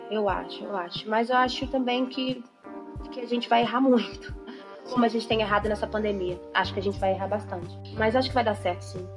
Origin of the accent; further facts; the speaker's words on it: Minas Gerais, Brazil; also born or lived in São Paulo; sou de, de Minas Gerais